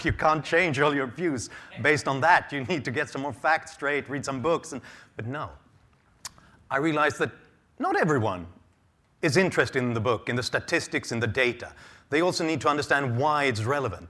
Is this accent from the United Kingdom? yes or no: no; Sweden; I am a writer and an analyst born and raised in Sweden